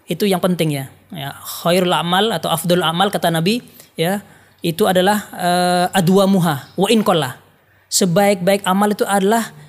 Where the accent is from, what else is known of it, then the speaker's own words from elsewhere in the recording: Jember, East Java, Indonesia; karena saya asli orang Jember.